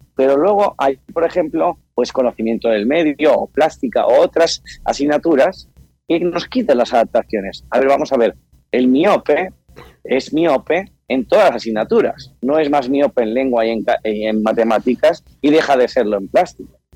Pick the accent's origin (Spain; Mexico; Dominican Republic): Spain; Mallorca, Balearic Islands; nosotros somos de Mallorca